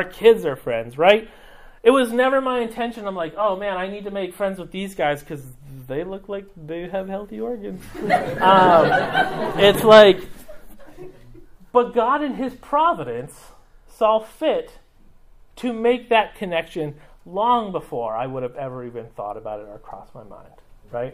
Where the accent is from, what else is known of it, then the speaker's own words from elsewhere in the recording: Mexico; moved away; I grew up in Mexico